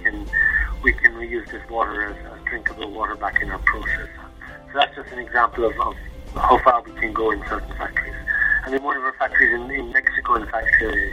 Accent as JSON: {"language": "English", "country": "Ireland", "moved": "as an adult", "lives_now": "Switzerland", "said": "I'm Irish. I'm working for Nestle for the last 8 years in the headquarters in Switzerland"}